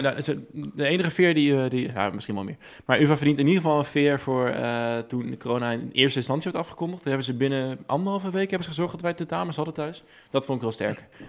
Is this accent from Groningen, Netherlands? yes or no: no; Deventer, Overijssel, Netherlands; Ik kom uit Deventer